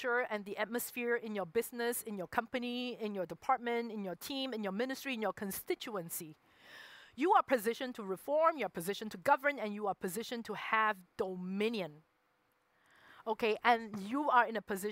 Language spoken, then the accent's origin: English; Singapore; moved away as an adult; I did grow up there. I spent 23 years, 24 years in Singapore.